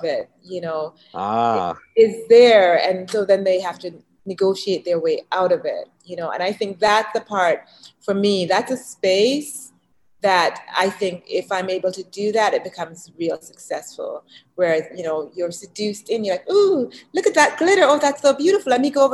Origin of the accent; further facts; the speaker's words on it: Canada; also born or lived in Jamaica; now in United States; I grew up in Canada and even though I was born in Jamaica.